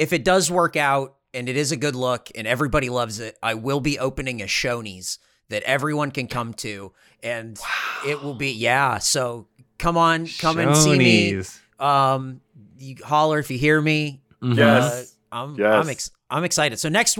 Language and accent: English; Southern California, United States; now in Austin, United States; I'm not a snow guy. I'm from Southern California too.